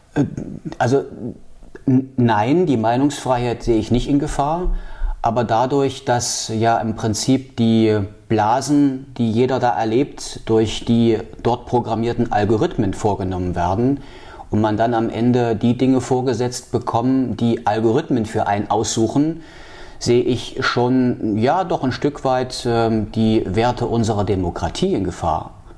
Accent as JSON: {"language": "German", "town": "Halle", "region": "Saxony-Anhalt", "country": "Germany", "tie": "born or raised there", "also_born_or_lived": "Leipzig", "moved": "as an adult", "lives_now": "Wismar, Germany", "said": "ich bin in Halle groß geworden"}